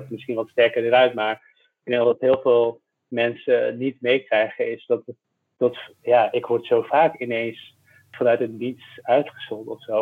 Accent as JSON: {"language": "Dutch", "town": "Tilburg", "region": "North Brabant", "country": "Netherlands", "tie": "born or raised there", "also_born_or_lived": "Middelburg / Hoogerheide", "accent": "Brabant", "moved": "as an adult", "lives_now": "Amsterdam, Netherlands", "said": "ik ben opgegroeid bij de Belgische grens."}